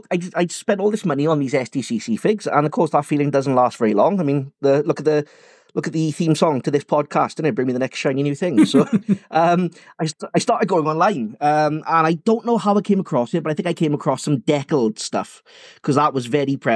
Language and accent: English; England, United Kingdom